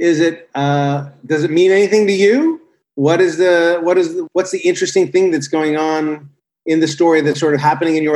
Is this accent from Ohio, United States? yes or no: no; Los Angeles, California, United States; growing up in Los Angeles with a comedy writer